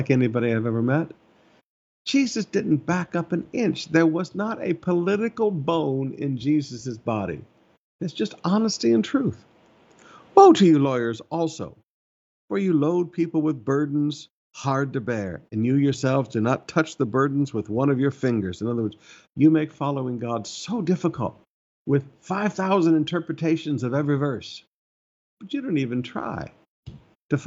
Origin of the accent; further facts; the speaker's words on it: Alabama, United States; moved away; I grew up in Alabama for a season of my life